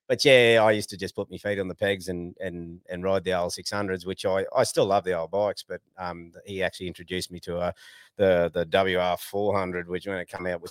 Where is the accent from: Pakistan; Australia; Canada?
Australia; moved away as an adult; also born or lived in Taroom; I grew up on Doonside